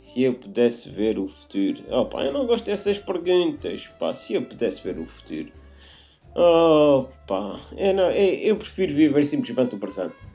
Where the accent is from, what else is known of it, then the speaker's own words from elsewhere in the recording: Azores, Portugal; nós somos açorianos